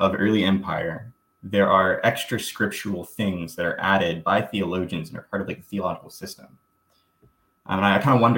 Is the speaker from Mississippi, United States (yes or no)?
yes; Southern Mississippi, United States; I grew up in Mississippi.